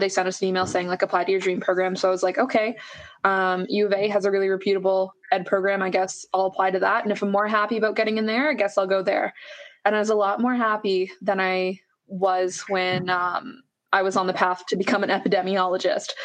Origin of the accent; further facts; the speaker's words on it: Nova Scotia, Canada; now in Alberta, Canada; I grew up in Nova Scotia before I moved to Alberta